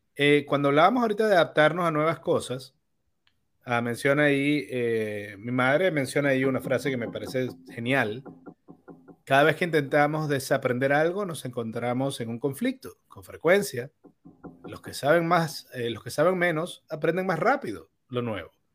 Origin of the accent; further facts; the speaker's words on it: Venezuela; moved away as an adult; also born or lived in Bonaire; yo emigré de Venezuela